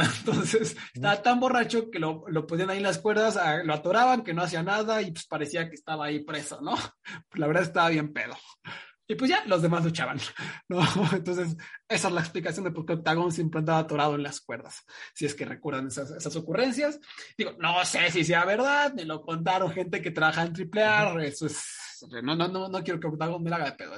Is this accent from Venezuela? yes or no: no; Mexico; como mexicano